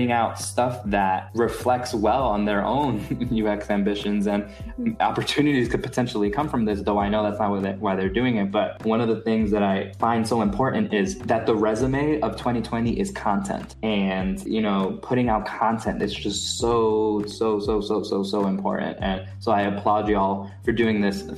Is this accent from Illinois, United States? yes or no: no; New York City, New York, United States; the neighborhood that I'm from in Brooklyn, which is Sunset Park.